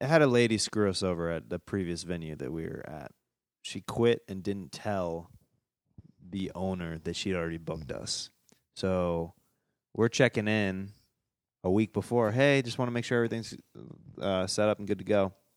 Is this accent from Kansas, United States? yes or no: yes; Kansas, United States; moved away as an adult; I'm from Kansas